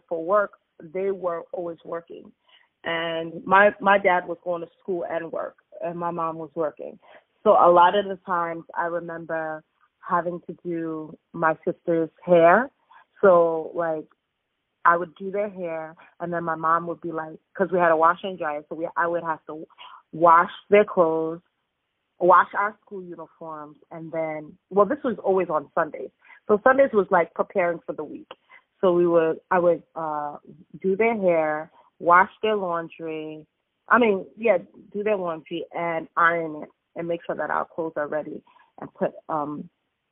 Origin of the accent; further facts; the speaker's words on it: New York City, New York, United States; born and raised in New York